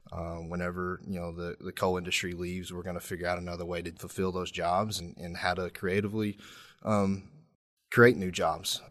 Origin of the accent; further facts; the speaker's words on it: Corbin, Kentucky, United States; also born or lived in London, Kentucky; from Corbin, Kentucky, which is Southeast Kentuck, Kentucky, technically. So, I went to high school at Corbin High School